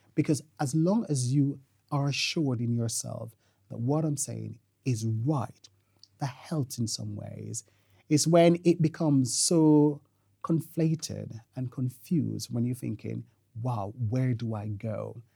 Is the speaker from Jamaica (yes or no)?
yes; Jamaica; moved away; I'm Jamaican by birth